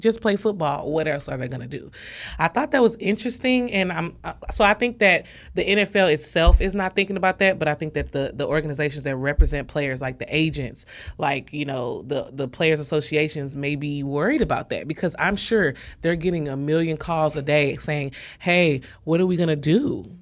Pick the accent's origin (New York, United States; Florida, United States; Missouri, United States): Missouri, United States; St. Louis; I'm from Saint Louis